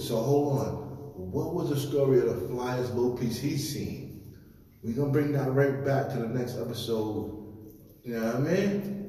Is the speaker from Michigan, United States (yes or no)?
no; New York City, New York, United States; Brooklyn, I was born in Brooklyn.